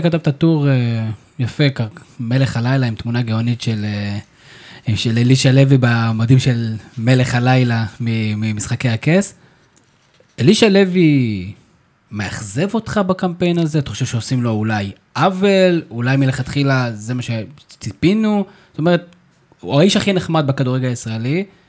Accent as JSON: {"language": "Hebrew", "country": "Israel", "said": "אנחנו בתור ישראלים"}